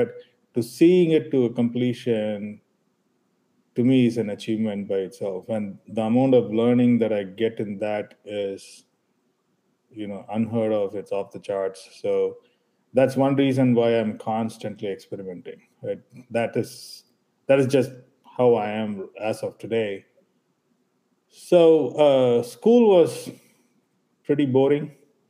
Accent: Chennai, Tamil Nadu, India; We came from Chennai, we came from Tamil Nadu, very conservatively grown parents, but exposure of their careers helped us look at things differently all the time.

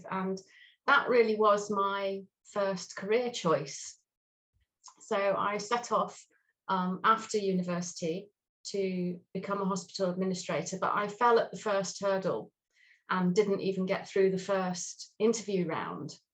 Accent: England, United Kingdom; also born or lived in Swindon / Truro / Lewes; So I was brought up pretty much in the south of England um, for the very early part of my life. I was born in Swindon, and then very quickly we moved to Truro, in the beautiful Cornwall.

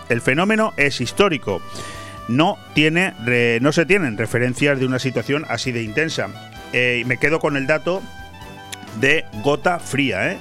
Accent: Spain; also born or lived in Benidorm, Marina Baja; como españoles

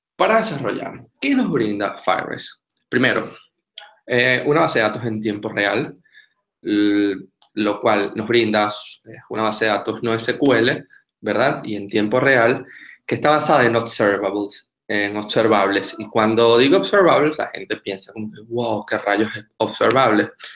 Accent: Venezuela; moved away as an adult; now in Argentina; soy venezolano

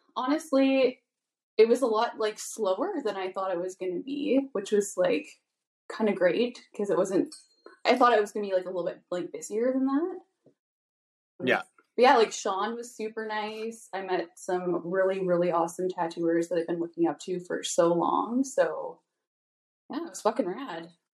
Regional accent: Vancouver Island, British Columbia, Canada; I'm from Vancouver Island.

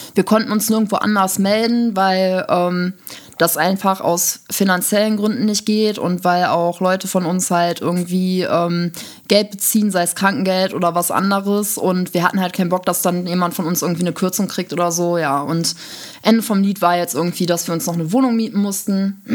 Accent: Düsseldorf, North Rhine-Westphalia, Germany; moved away as an adult; now in Essen, Germany; ich komme ursprünglich aus Düsseldorf

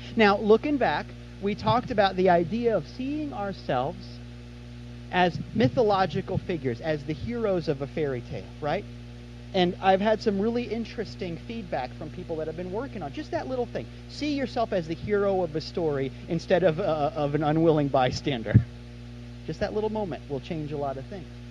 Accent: Kansas City, United States; now in Florida, United States; I'm from Kansas City

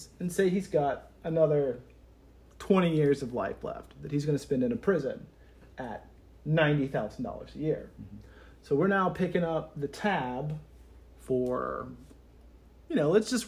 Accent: Louisiana, United States; moved away; I was raised here, and since coming back

